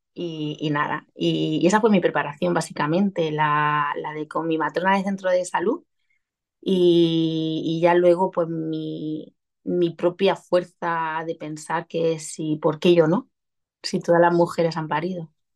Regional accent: Region of Murcia, Spain; accent: Murcian; soy murciana, se me notará en el deje.

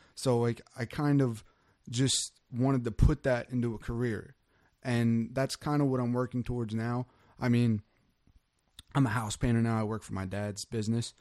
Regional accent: Wildwood, New Jersey, United States; moved away as an adult; also born or lived in Cape May Court House, New Jersey; now in Woodbine, United States; I'm from Wildwood

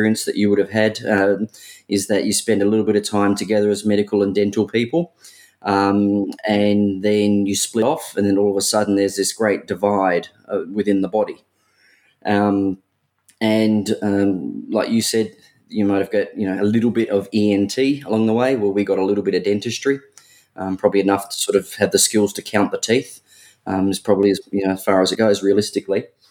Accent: Adelaide, South Australia, Australia; I'm originally from Adelaide

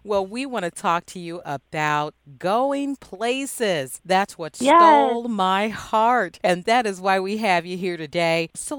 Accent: Chicago, Illinois, United States; my hometown, Chicago

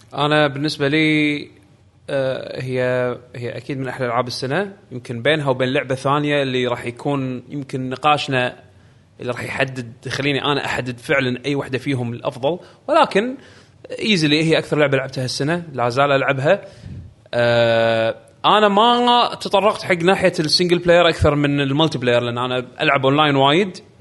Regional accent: Saudi Arabia; عندنا بالسعوديه

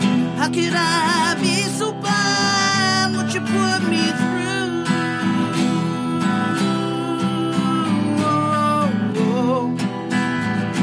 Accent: Detroit, Michigan, United States; I was born in Detroit. I wasn't born in the suburbs

